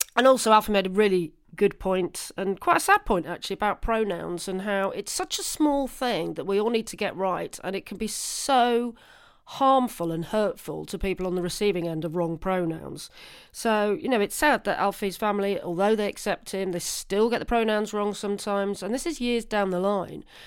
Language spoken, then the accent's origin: English; Guildford, South East England, United Kingdom; I was born in Guildford.